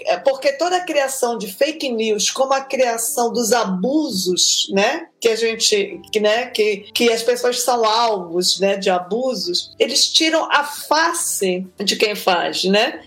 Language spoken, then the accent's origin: Portuguese; Belém, Pará, Brazil; Eu, eu, eu nasci em Belém do Pará